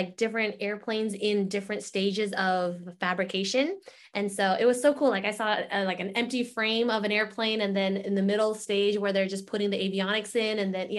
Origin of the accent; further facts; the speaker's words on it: San Antonio, Texas, United States; moved away; this little town outside of San Antonio, part of San Antonio, Lila and I were born in the same place because I was born in San Antonio too.